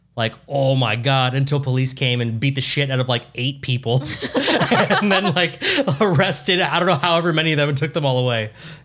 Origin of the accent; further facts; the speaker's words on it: Los Angeles, California, United States; we're from Los Angeles